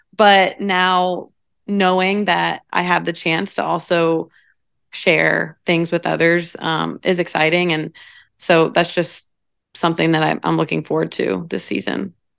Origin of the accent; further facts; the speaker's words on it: Troy, Ohio, United States; moved away as an adult; now in Louisville, United States; I'm from a small town in Ohio called Troy.